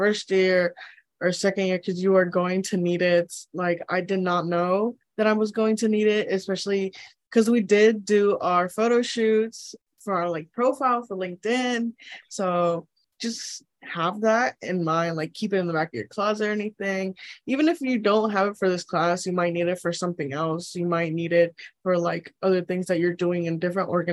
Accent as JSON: {"language": "English", "town": "Conway", "region": "South Carolina", "country": "United States", "said": "I am from Conway, South Carolina"}